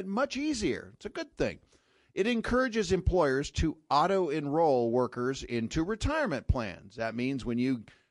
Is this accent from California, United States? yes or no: yes; Sacramento, California, United States; moved away; I grew up in Sacramento, California, where Shakey's started